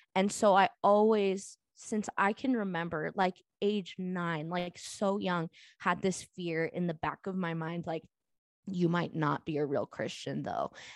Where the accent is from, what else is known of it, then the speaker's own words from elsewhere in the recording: Southern California, United States; I grew up in Southern California.